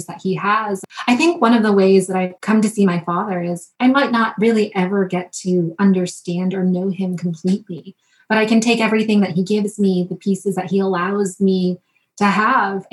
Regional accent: Wethersfield, Connecticut, United States; I grew up in Wethersfield. It's considered one of the most ancient towns in Connecticut

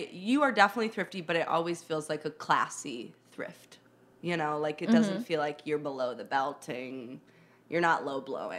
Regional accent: Chicago, Illinois, United States; accent: Midwestern; now in New York, United States; I'm actually from Chicago.

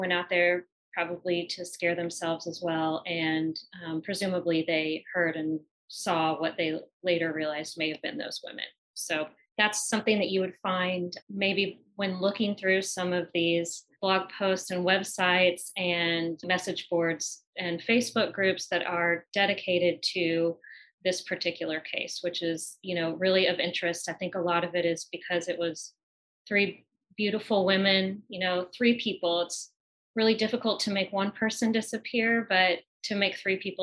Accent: the Ozarks, United States; born or raised there

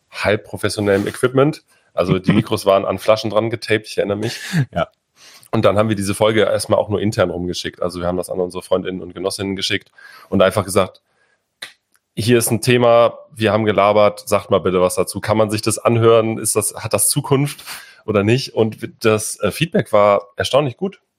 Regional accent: Hamburg, Germany; Zunächst kommen wir erstmal aus Hamburg. Also wir wohnen beide in Hamburg und äh, leben und arbeiten dort, sind dort politisch aktiv.

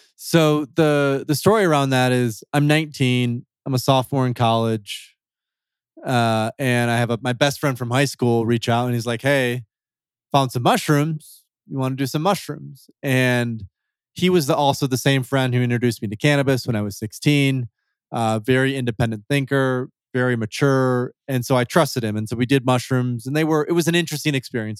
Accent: West Michigan, United States; moved away as an adult; also born or lived in Turkey; I'm from Michigan originally, so from Grand Rapids. I grew up in, like, a small, small town in West Michigan, fifteen thousand people.

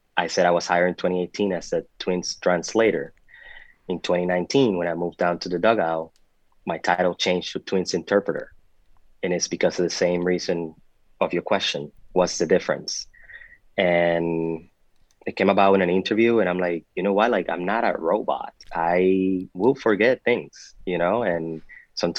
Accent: Puerto Rico; moved away as an adult; also born or lived in Dominican Republic / Rochester, New York / Miami, Florida; I was born in the Dominican Republic, but I was raised in Puerto Rico

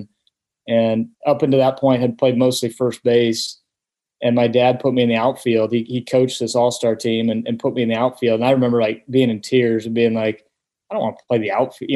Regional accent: Omaha, Nebraska, United States; growing up in Omaha

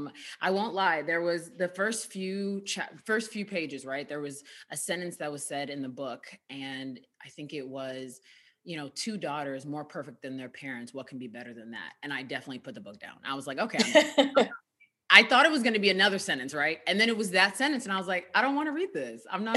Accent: United States; Better for me, I'm a Nigerian American.

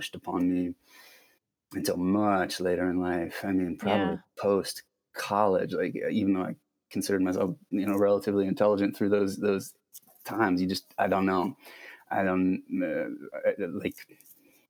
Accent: Akron, Ohio, United States; I grew up in Ohio, Midwestern, sort of middle of nowhere, not middle of nowhere, but like suburban Akron, Ohio

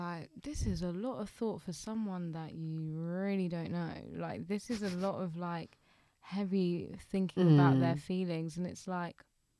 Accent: London, United Kingdom

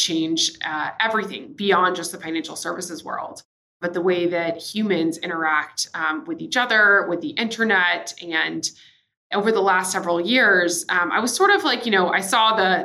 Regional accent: Nashville, Tennessee, United States; also born or lived in San Diego / San Francisco / New York / Singapore; now in Miami, United States; I guess I come from Nashville, Tennessee. That's where I'm originally from. I'm currently living in Miami, Florida.

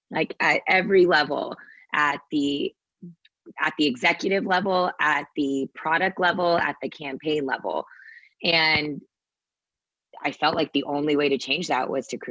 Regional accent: Sugar Land, Texas, United States; that little Indian girl growing up in Sugarland, Texas

